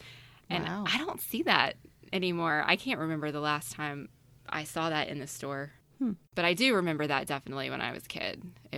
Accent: North Carolina, United States; I grew up in a very small town in the coastal region of North Carolina. And when I say grew up, I mean like up until the age of 10. When I was 10, I ended up kind of more in the middle of the state in an actual city.

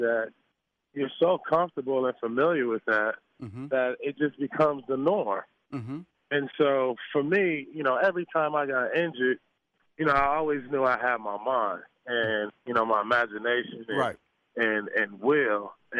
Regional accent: Los Angeles, California, United States; growing up in South Central Los Angeles, you got to survive, right?

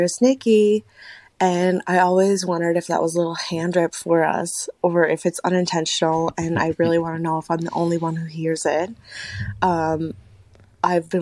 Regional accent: Canada; I'm from Canada

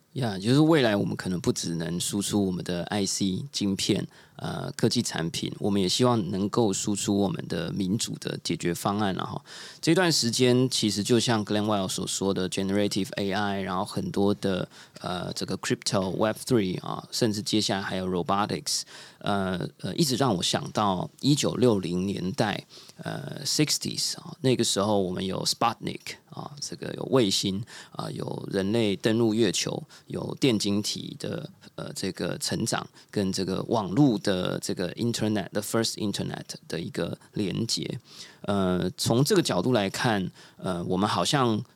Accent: Taiwan; 我自己作为台湾人经历过这样的一个故事

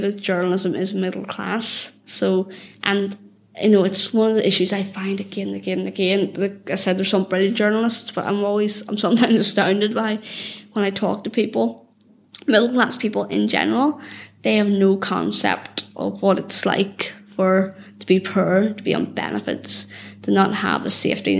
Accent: Belfast, Northern Ireland, United Kingdom; I grew up in the Cliftonville Road in North Belfast, and I grew up there in the sort of the 90s, 2000s

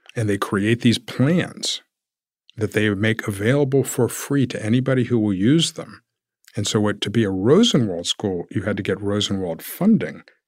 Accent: Savannah, Georgia, United States; moved away as an adult; now in Atlanta, United States; I grew up in Savannah

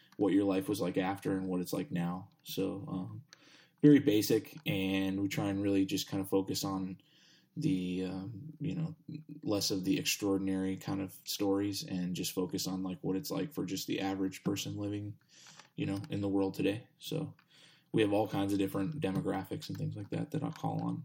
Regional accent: Texas, United States; now in Pittsburgh, United States; I'm, I'm from Texas

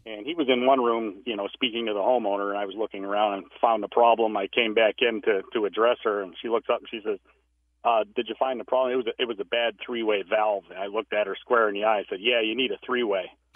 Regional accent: Iowa, United States; now in Idaho, United States; I'm originally from Iowa.

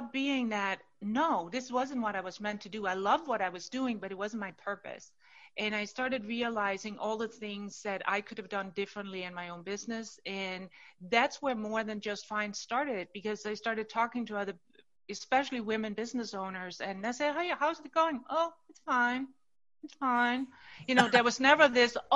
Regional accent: Denmark; moved away as an adult; now in United States; I'm born and raised in Denmark and now live in the U.S. I have for the last 30 years

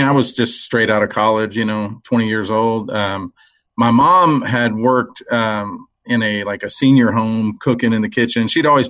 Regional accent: Cuero, Texas, United States; Well, I grew up in South Texas, Cuero, Texas, a little small town.

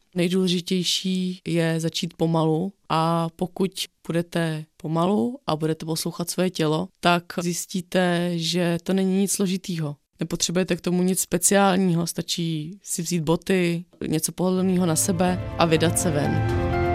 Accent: Bohemia, Czechia; u nás v Čechách, na Šumavě

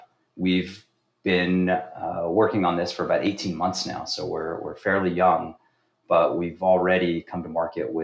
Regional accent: Los Angeles, California, United States; moved away as an adult; now in New York, United States; born originally in California, Los Angeles, grew up there

